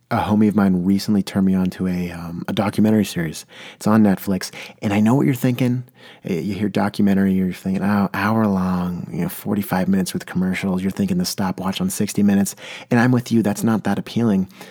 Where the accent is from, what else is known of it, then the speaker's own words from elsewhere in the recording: San Diego, California, United States; now in Portland, United States; I come from San Diego, California, where we really had to save water. I live in Portland, Oregon now